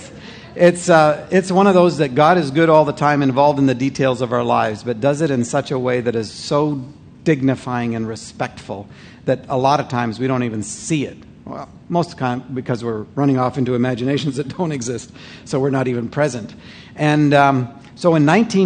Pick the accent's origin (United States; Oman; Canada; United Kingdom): Canada; I'm a Canadian